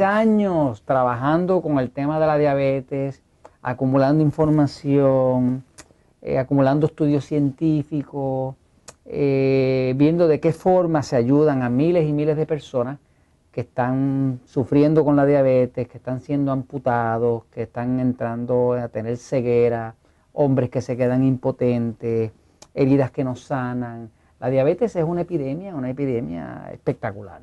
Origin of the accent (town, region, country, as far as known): Puerto Rico; accent: Puerto Rican